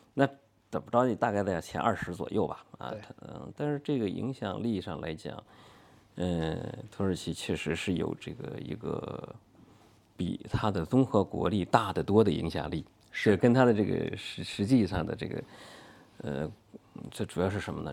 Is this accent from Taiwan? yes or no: no; China; 我们中国人